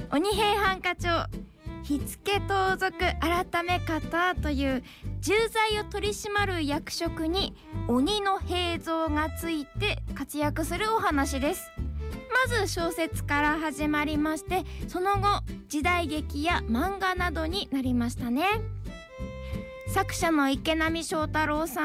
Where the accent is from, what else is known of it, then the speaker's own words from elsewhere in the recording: Kurihashi, Saitama, Japan; 栗橋はもう私の地元ですね。